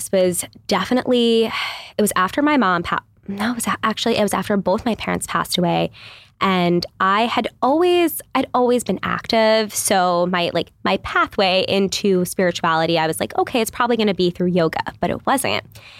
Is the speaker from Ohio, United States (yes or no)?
no; New York, United States; I come from New York. Literally, mm-hmm. we like lived in shoeboxes.